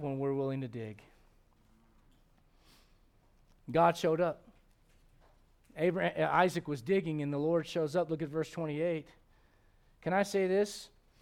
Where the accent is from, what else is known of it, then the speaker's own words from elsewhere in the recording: United States; as an American